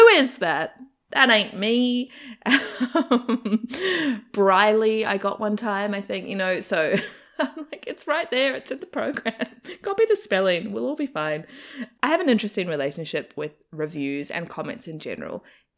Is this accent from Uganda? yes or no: no; New Zealand; accent: Kiwi; moved away as an adult; now in Australia; So when I first moved to Australia to finish my degree, the first year my accent sort of stayed fairly strong and Kiwi, and I definitely was teased a lot.